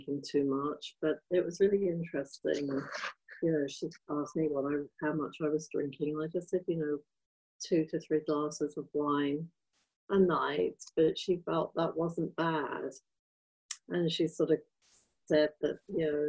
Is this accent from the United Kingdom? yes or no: yes; England, United Kingdom; moved away as an adult; I was raised in England, but, you know, I moved here 30 years ago from England